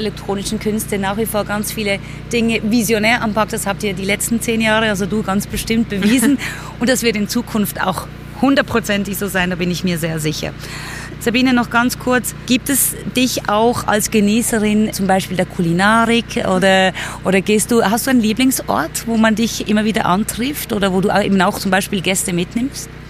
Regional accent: Basel, Basel-Stadt, Switzerland; Ich bin gebürtige Baslerin

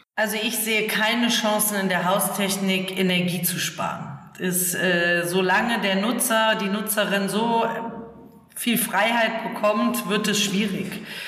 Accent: Germany; Ich komme aus der Eifel und aus dem alten Bauernhof, ich bin in einem alten Bauernhof aufgewachsen

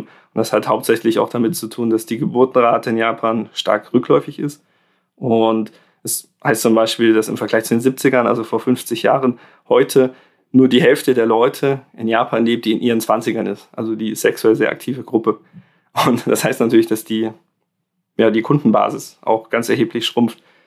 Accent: Germany; bei uns in Deutschland

